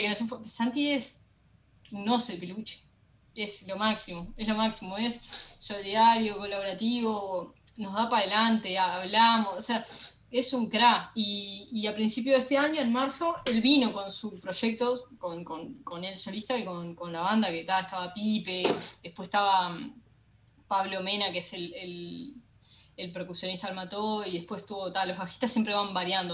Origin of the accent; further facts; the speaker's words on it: Uruguay; somos un país buena onda, lo que tenemos que, para mí está de menos, es como que eh, el uruguayo es como medio, no baila desquiciado como el argentino